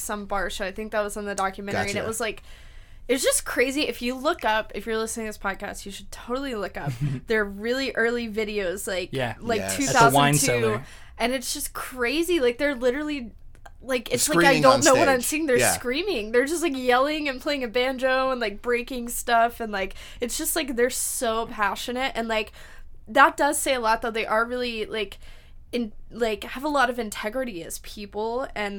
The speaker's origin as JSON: {"language": "English", "region": "Mississippi", "country": "United States", "said": "I was in the middle of nowhere, Mississippi"}